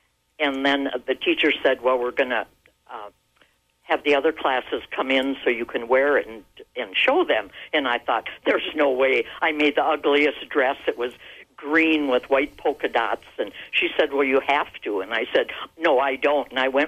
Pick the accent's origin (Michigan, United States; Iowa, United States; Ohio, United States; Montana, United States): Michigan, United States; Menominee; I grew up in Menominee